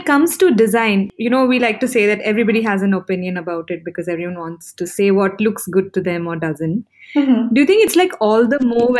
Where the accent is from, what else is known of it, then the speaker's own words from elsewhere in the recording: Bangalore, Karnataka, India; I'm from Bangalore